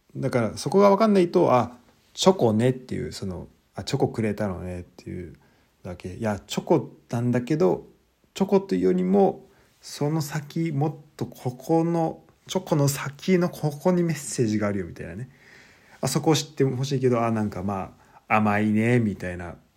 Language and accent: Japanese; Japan; now in Germany